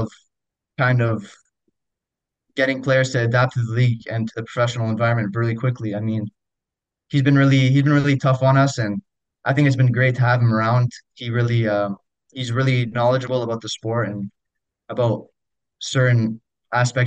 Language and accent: English; Ottawa, Ontario, Canada; the Ottawa Fury before, my hometown